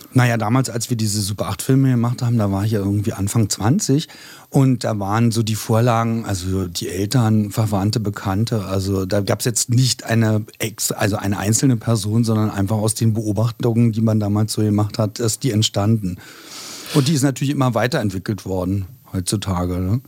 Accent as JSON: {"language": "German", "region": "Berlin", "country": "Germany", "also_born_or_lived": "Neukölln, Berlin", "said": "eigentlich komme ich ja aus Spandau"}